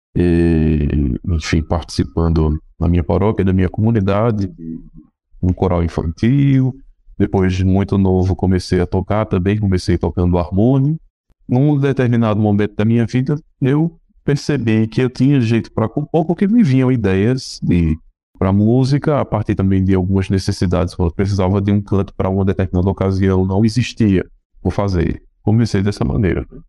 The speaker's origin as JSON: {"language": "Portuguese", "region": "Rio Grande do Norte", "country": "Brazil", "tie": "born or raised there", "said": "estudei na minha terra, eu sou do Rio Grande do Norte, Estudei piano em Natal"}